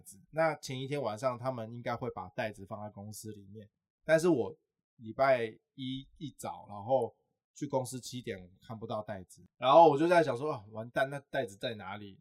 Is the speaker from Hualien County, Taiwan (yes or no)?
no; Pingtung County, Taiwan; moved away as an adult; now in Taipei, Taiwan; 而且我刚上台北，我是屏东人